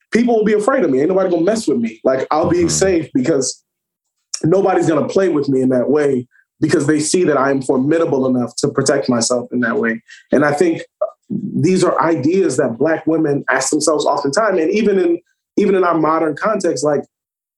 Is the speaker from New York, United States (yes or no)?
no; New Orleans, Louisiana, United States; I'm from the South, from New Orleans